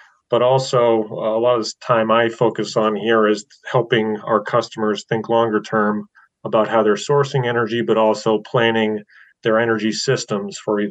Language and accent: English; Westbrook, Maine, United States; moved away as an adult; I actually grew up in Westbrook